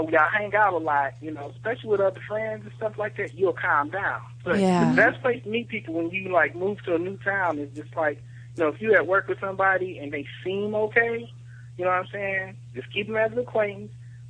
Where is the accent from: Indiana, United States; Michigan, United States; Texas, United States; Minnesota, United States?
Michigan, United States; Detroit